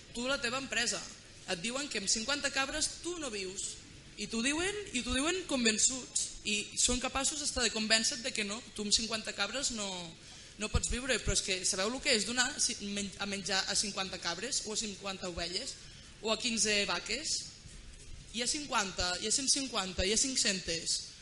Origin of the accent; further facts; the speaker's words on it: Catalonia, Spain; les que som de Catalunya